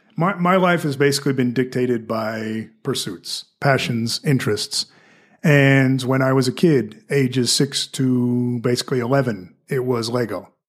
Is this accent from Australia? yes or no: yes; Victoria, Australia; accent: mixture of Australian and American; also born or lived in United States; now in Fort Wayne, United States; I was born and raised in an American household, but I was in Australia, I was at a mixture of both accents